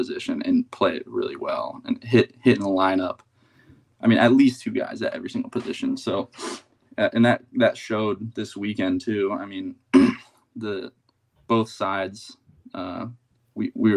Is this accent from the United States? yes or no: yes; Sarasota, Florida, United States; also born or lived in Bradenton, Florida; I was born in Sarasota, and we've lived in Bradenton, Sarasota my whole life